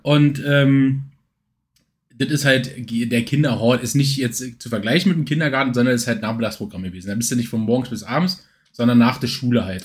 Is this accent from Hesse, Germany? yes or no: no; Berlin commuter belt, Brandenburg, Germany; viele, die, die, äh, meinen Dialekt jetzt, äh, nicht erkennen, die wissen natürlich nicht, dass ich aus dem Speckgürtelbereich von Berlin komme